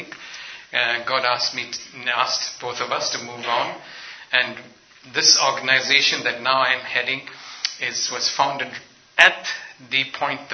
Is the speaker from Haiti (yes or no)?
no; Ethiopia; moved away; also born or lived in north India; I am ethnically and culturally an Indian, but I grew up in Africa, in Ethiopia